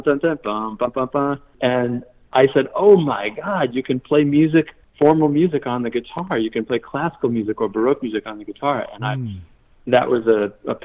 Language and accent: English; Yonkers, New York, United States; moved away; also born or lived in Fredonia, New York / Eugene, Oregon; I grew up in Yonkers, New York, which is just north of the Bronx